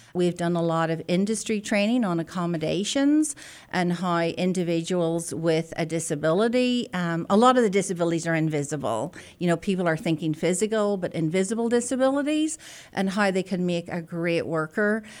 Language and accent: English; Belfast, Northern Ireland, United Kingdom; moved away as an adult; also born or lived in Scotland; now in Oklahoma, United States; I'm a native of the north of Ireland, born and bred in Belfast